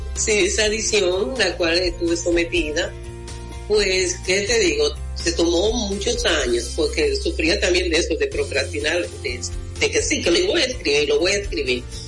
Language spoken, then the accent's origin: Spanish; Mao, Valverde, Dominican Republic; en mi pueblo, en Valverde Mam